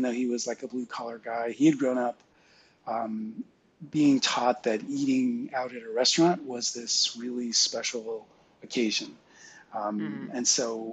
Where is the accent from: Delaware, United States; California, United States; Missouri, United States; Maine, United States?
California, United States; San Francisco Bay Area; I grew up in the San Francisco Bay Area, a suburban town about 10 miles south of San Francisco